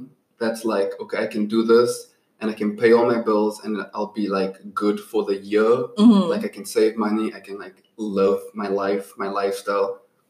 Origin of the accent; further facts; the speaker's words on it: Johannesburg, Gauteng, South Africa; moved away as an adult; now in United States; I am from Johannesburg, South Africa